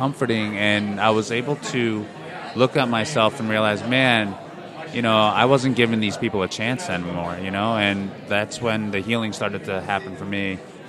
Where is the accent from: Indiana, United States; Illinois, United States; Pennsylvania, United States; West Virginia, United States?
Pennsylvania, United States; Philadelphia; I grew up in Philadelphia.